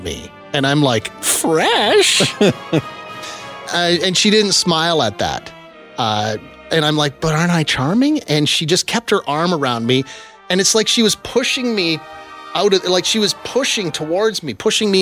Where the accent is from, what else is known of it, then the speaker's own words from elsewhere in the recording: small town Saskatchewan, Canada; moved away; in small town Saskatchewan